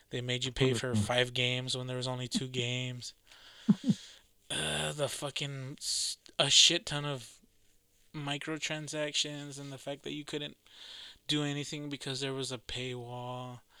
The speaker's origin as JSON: {"language": "English", "region": "Massachusetts", "country": "United States", "accent": "Boston", "said": "My fucking Boston accent."}